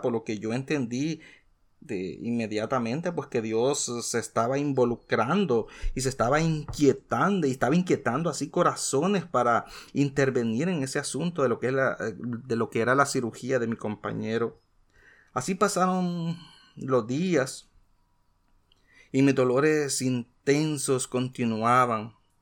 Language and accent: Spanish; El Salvador; En mi país, como muchos saben, soy de origen salvadoreño.